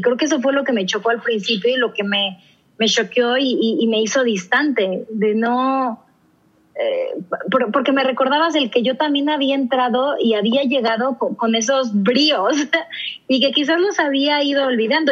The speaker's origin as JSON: {"language": "Spanish", "country": "Mexico", "said": "yo decidí regresarme a México"}